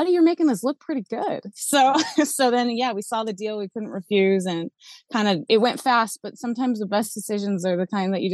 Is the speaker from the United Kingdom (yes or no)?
no; New Zealand; moved away; also born or lived in Arizona, United States / Alaska, United States; Um so I was born in Arizona, left there pretty young, uh, uh, did some growing up formative years in New Zealand and uh, then came back here spent a little bit of time in alaska